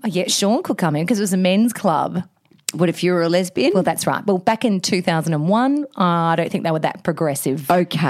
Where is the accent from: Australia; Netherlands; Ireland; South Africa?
Australia